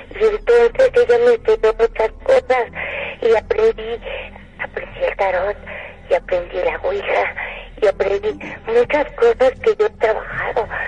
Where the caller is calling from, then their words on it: Coyoacán, Mexico City, Mexico; aquí, cerca de, de un museo en Coyoacán, pero no les quiero decir dónde estoy